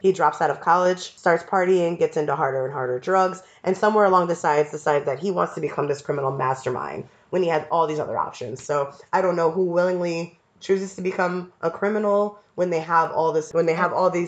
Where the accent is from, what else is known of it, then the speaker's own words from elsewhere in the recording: New York, United States; we're from New York, so it's not a far commute.